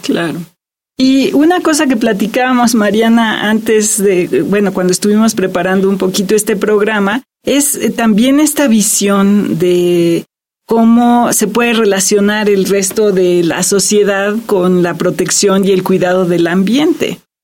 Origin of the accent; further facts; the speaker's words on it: Mexico; somos mexicanos